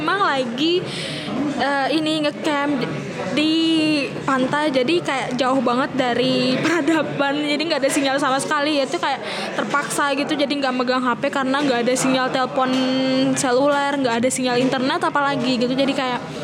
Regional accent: Lombok, West Nusa Tenggara, Indonesia; asal saya itu dari Lombok Nusa Tenggara Barat

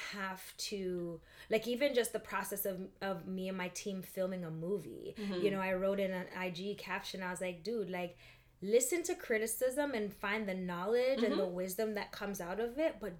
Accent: Toronto, Ontario, Canada; I'm Canadian, I'm from Toronto

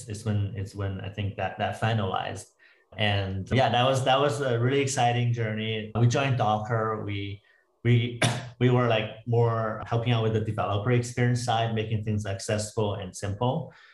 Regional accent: Canada; also born or lived in Toronto / Vancouver / Waterloo; now in United States; Yeah, so I'm Canadian. I moved a lot in different cities in Canada from Toronto to Vancouver and then back to Waterloo for my undergrad.

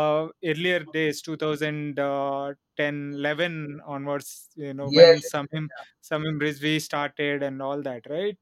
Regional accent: India; We are Indian, you know, cycling fans

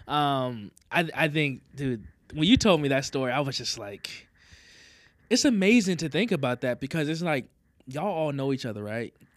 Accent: the South, United States; moved away; We're both from the South

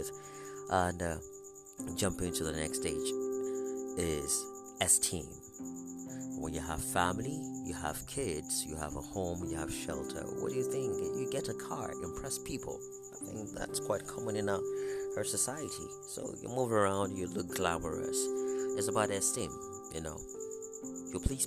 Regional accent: Northeastern Nigeria, Nigeria; I'm a Nigerian, speaking from West Africa, and Northern Nigeria, Northeastern Nigeria to be precise

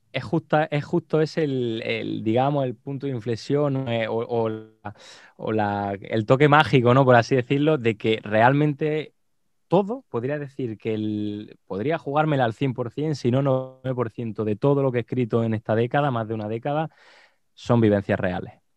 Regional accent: Jaén, Andalusia, Spain; moved away as an adult; now in Seville, Spain; Yo en mi, en mi provincia, en Jaén, que de allí es mi pueblito

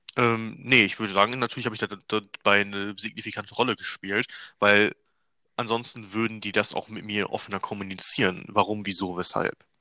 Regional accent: Germany; ich bin ja selber Deutscher

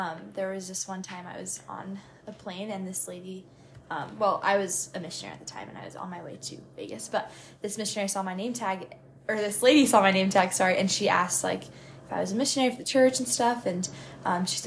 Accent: Mexico; first language Spanish; English is a second language; moved away; I was actually born in Mexico, so grew up speaking Spanish at home.

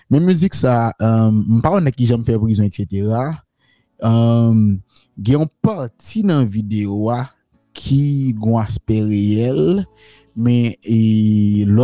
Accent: Haiti; moved away as an adult; now in United States

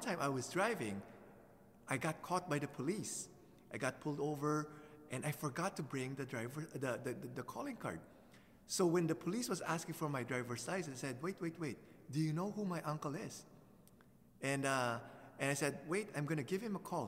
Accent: Philippines; moved away; when I was growing up in the Philippines as a teenager

